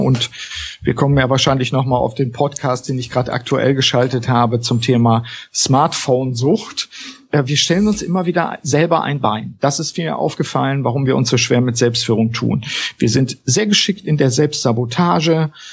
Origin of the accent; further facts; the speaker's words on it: Osnabrück, Lower Saxony, Germany; Ich komme aus Osnabrück, deswegen gilt das Moin hier auch noch.